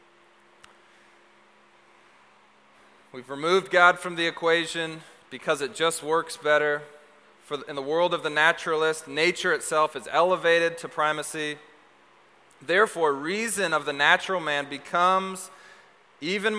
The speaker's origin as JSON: {"language": "English", "town": "Seattle", "region": "Washington", "country": "United States", "also_born_or_lived": "Texas", "said": "I was a functional Seattleite."}